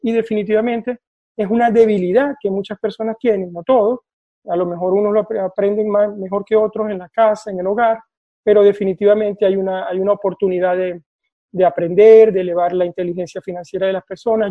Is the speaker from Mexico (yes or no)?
no; Venezuela; moved away as an adult; now in Oslo, Norway; vivo en Noruega, en Oslo, desde hace 12 años y soy venezolano